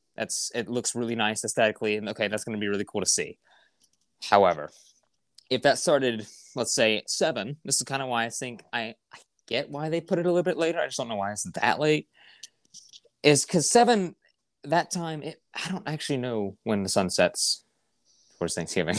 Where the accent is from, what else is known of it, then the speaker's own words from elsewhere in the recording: United States; being an American F one fan